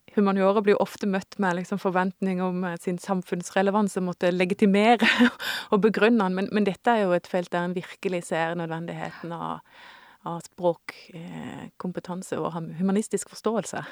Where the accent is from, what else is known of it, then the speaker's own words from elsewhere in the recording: Indre Agder, Norway; jeg vokste opp i Indre Agder på 80-tallet